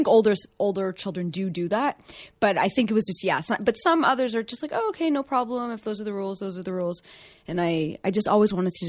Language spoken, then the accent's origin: English; Toronto, Ontario, Canada; moved away; Right. So I grew up in Toronto.